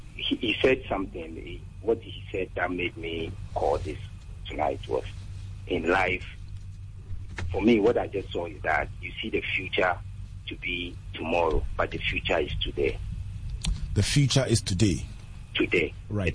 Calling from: Teshie, Greater Accra, Ghana; I'm calling from Teshi Tevibiano

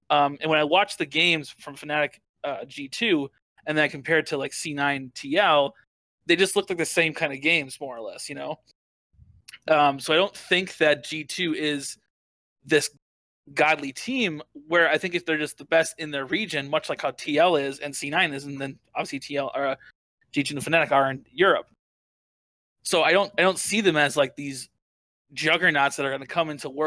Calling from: Wisconsin, United States; I'm calling from small town Wisconsin.

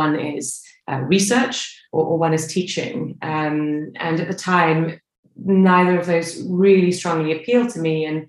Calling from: Stockholm, Stockholm County, Sweden; I'm calling you from Stockholm this morning

